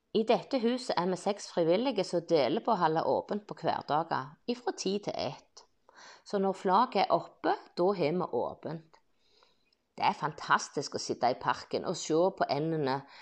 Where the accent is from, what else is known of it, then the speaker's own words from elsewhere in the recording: Bryne, Rogaland, Norway; jeg ble født på Brynehaugen i 1969. Jeg har barndomsminner fra skogen på Bryne